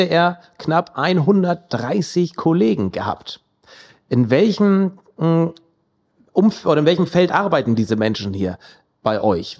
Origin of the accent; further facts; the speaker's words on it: Mildstedt, Schleswig-Holstein, Germany; Ich bin gebürtiger Milchstädter